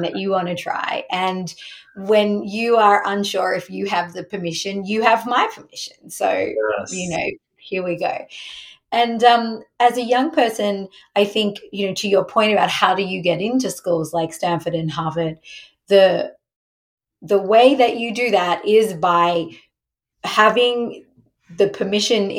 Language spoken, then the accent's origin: English; Australia; moved away; so I grew up in Australia